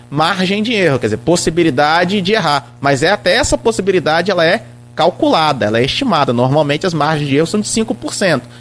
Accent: Italva, Rio de Janeiro, Brazil

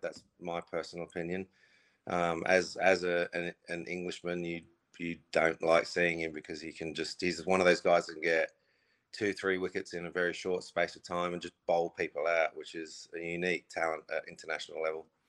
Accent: Australia; I grew up in Australia

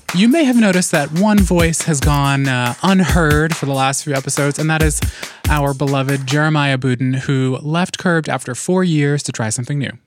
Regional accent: New York City, New York, United States; I grew up in New York City in part, um, in Harlem and took the nine a lot

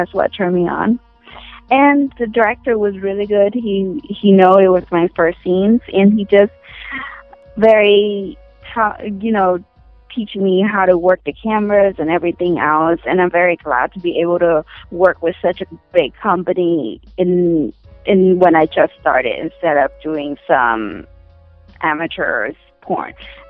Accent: Oregon, United States; Starfall is the first street I grew up with in Oregon.

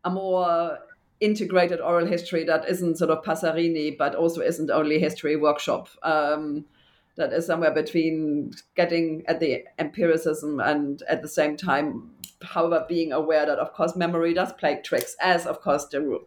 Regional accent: Germany; I grew up in Germany, too.

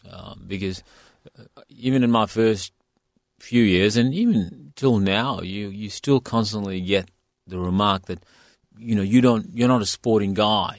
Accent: India; now in Perth, Australia; I come from India

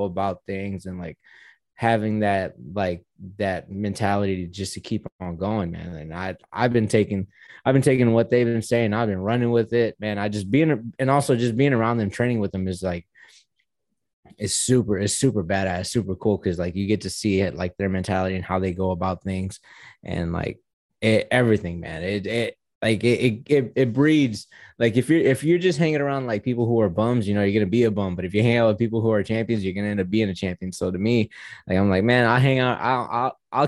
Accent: Houston, Texas, United States; I'm from Houston. I'm in Houston too.

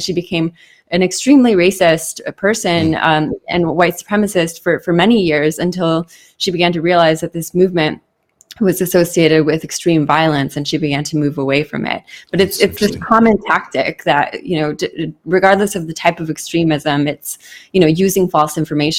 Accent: Southern California, United States; I grew up in Southern California at the same time period as him. I'm just a couple of years younger than him.

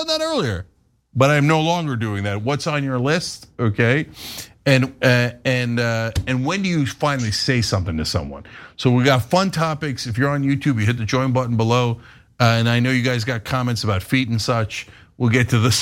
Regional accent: New Jersey, United States; moved away as an adult; also born or lived in Istanbul, Turkey; now in Los Angeles, United States; I grew up in New Jersey with giant open parking lots

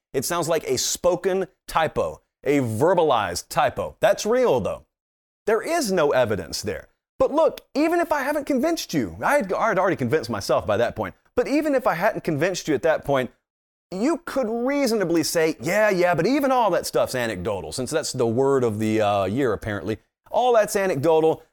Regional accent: Columbus, Georgia, United States; I'm from Columbus

